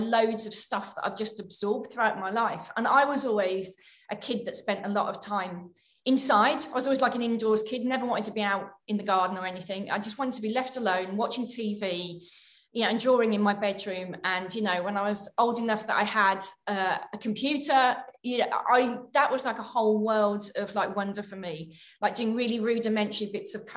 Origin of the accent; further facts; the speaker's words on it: Birmingham, West Midlands, United Kingdom; also born or lived in Leeds; now in London, United Kingdom; before I moved to London, I lived in Leeds for about 5 years, but I grew up in Birmingham.